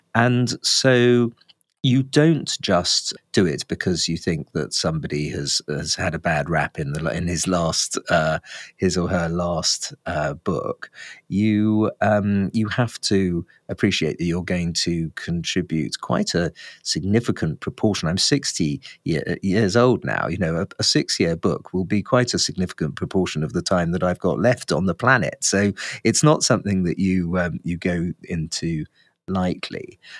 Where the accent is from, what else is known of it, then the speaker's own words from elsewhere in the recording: England, United Kingdom; I'm an Englishman